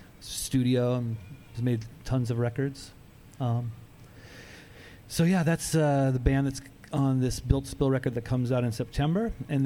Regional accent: Boise, Idaho, United States

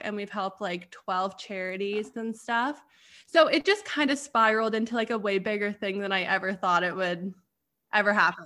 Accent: Canada; moved away as an adult; also born or lived in Arizona; so I got sent back home to Canada. And I got sent back home to my hometown

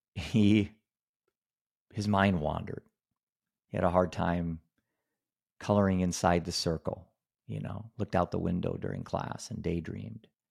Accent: Iowa, United States; I'm a dad from Iowa.

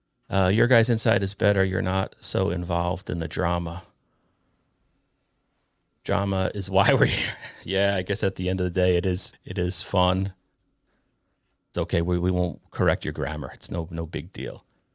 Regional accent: Ireland; I'm Irish, right? So I'm filming in a bar to me is taboo, you know.

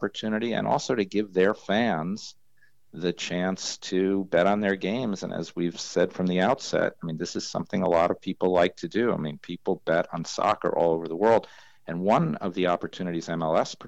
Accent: New York, United States; when I was growing up in New York, I used to hang out at horse racetracks all the time

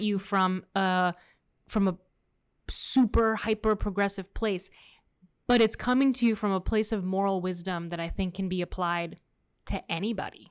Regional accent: Miami, Florida, United States; accent: American; first language Spanish; English is a second language; we're both born and raised here

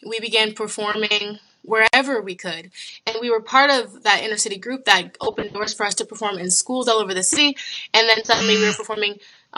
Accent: Toledo, Ohio, United States; now in Columbus, United States; I'm kind of from all over, but I grew up a good portion of my childhood in Toledo, Ohio. So right now I'm in Columbus.

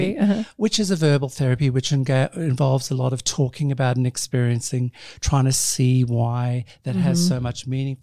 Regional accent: Australia; I'm Australian.

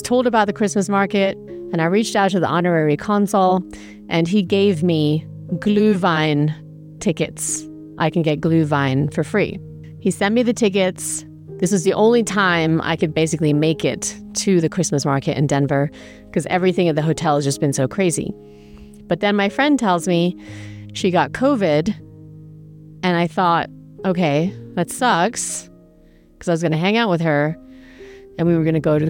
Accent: England, United Kingdom; moved away; I grew up in England

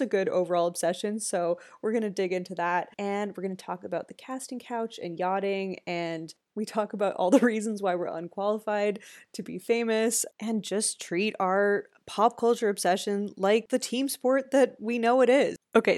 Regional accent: Canada; I'm just a Canadian girl

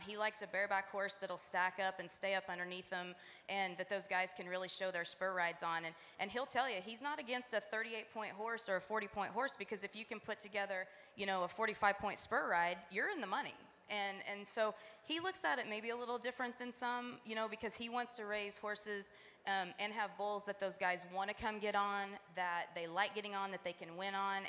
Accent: Abbyville, Kansas, United States; growing up in the Midwest

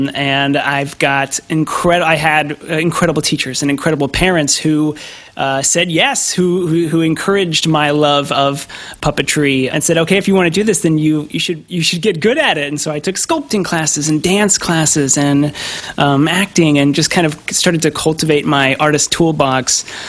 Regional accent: Kansas, United States; I was growing up in Kansas, and so they weren't making movies next door. There was nothing happening locally.

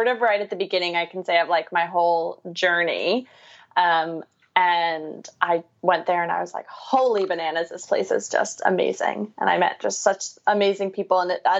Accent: New York, United States; So I'm from New York, born and raised. You can't tell by my lovely accent. No. I like to think I don't have it anymore, but sometimes when I talk really fast, it comes out.

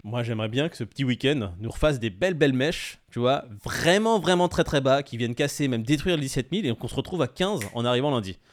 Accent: France; on est français

